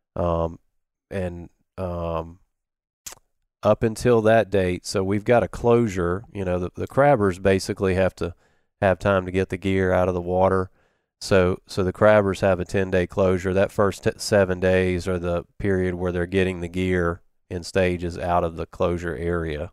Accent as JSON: {"language": "English", "town": "Biloxi", "region": "Mississippi", "country": "United States", "tie": "born or raised there", "said": "I grew up in Biloxi area. Um, lived on Back Bay till I was about seven and then, uh, lived in Woolmarket."}